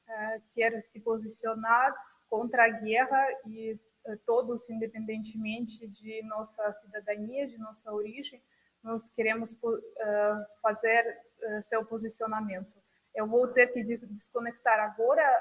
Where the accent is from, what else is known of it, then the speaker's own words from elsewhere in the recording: Moscow, Russia; Portuguese is a second language; moved away; eu sou de Moscou, meus parentes também moram lá.